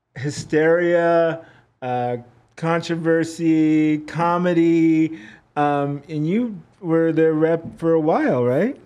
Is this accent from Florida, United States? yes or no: no; California, United States; San Diego, California, my home state